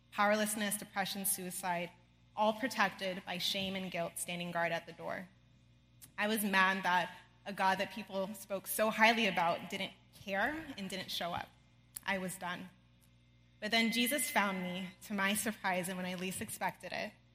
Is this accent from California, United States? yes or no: yes; outside of Los Angeles, California, United States; I grew up outside of Los Angeles, California, with amazing parents